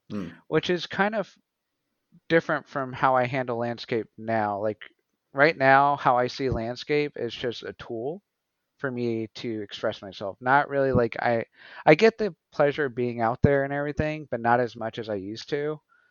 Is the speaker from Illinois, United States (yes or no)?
no; Portales, New Mexico, United States; I'm originally from New Mexico, the Southwest. I was born in Portales, New Mexico. It's a small town.